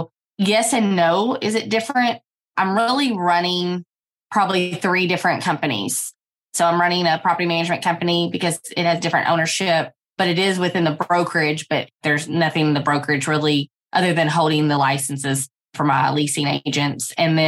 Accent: Owensboro, Kentucky, United States; And now we are in my hometown of Owensboro, Kentucky.

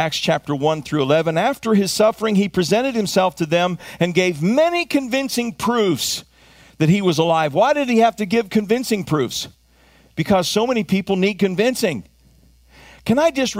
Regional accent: United States; as an American, I also happen to have been raised to live kingdom culture.

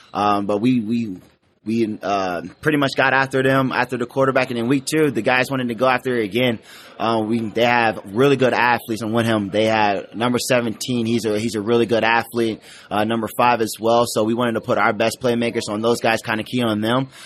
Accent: Columbus, Ohio, United States; I'm from the Columbus, Ohio area

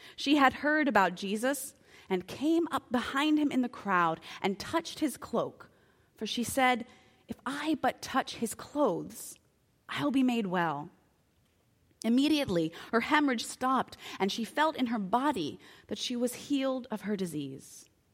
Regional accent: United States

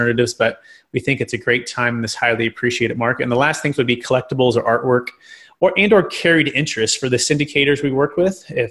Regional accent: Fremont, California, United States; now in Sacramento, United States; I'm originally from Mission San Jose, the Bay Area, Fremont area

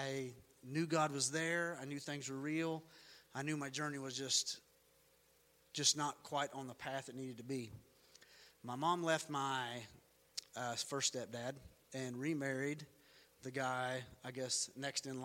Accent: North Carolina, United States; We lived in North Carolina

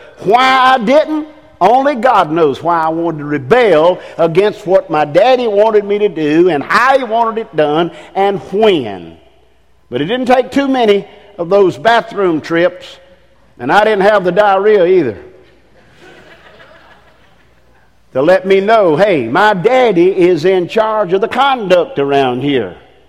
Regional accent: England, United Kingdom; Man, I mean, I'm English.

